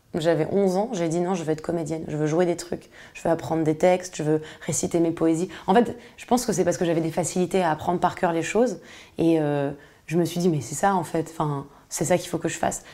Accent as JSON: {"language": "French", "town": "Paris", "region": "Île-de-France", "country": "France", "tie": "born or raised there", "said": "je suis née à Paris"}